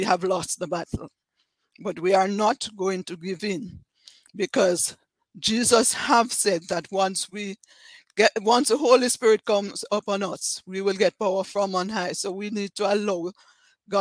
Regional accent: Jamaica; accent: Jamaican; I'm from Jamaica, as you can tell from my accent.

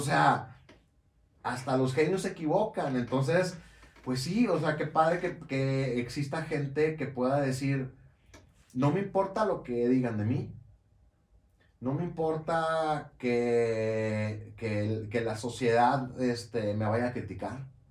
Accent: Monterrey, Nuevo León, Mexico; haría una taquiza de carne asada, este, como buen regio

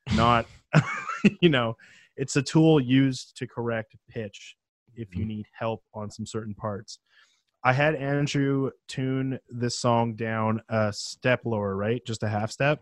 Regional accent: Penticton, British Columbia, Canada; where I grew up in Penticton, which is a small town in the uh, interior of British Columbia

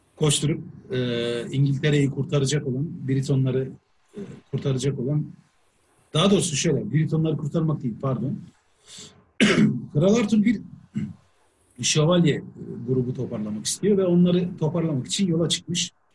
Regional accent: Turkey; ben şimdi Türk'üm

